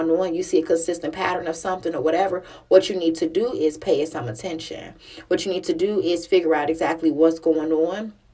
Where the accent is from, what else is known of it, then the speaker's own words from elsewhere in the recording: Chicago, Illinois, United States; I grew up in Chicago